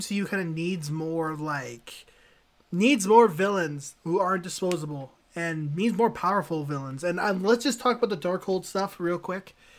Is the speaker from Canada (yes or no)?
yes; Canada; a Canadian citizen who doesn't wanna be taken away from my family